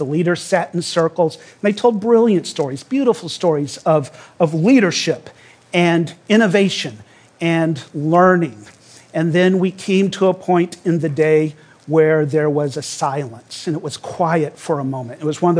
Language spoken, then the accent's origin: English; Louisiana, United States; I grew up in Louisiana, and my family were members of a small fundamentalist church.